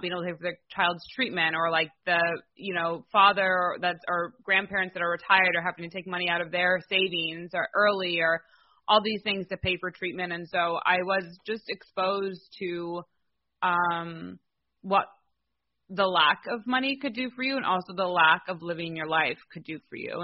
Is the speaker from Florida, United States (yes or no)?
no; Livonia, Michigan, United States; also born or lived in Detroit, Michigan; I'm from Detroit, Michigan. I grew up right outside called Livonia